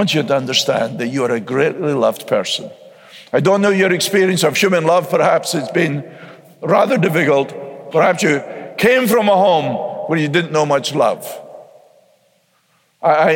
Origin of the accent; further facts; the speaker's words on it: United States; I'm an American